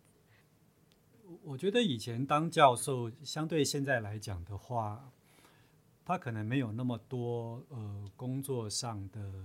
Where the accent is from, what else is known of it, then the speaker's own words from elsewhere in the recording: Chiayi, Taiwan; moved away as an adult; also born or lived in Taipei / United States; 我自己本身就是嘉义人啊